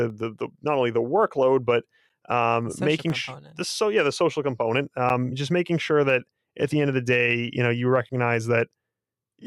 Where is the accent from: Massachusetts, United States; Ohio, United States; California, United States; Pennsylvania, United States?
Massachusetts, United States; Boston; we're two guys from Boston